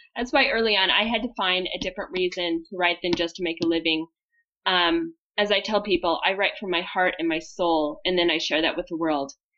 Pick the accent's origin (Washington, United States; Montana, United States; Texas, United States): Montana, United States; I grew up in Montana